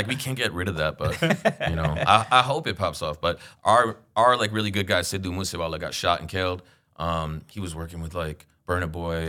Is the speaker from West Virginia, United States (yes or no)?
no; New York, United States; I mean, I grew up in Queens. Like, basketball and rap were, like, all around us.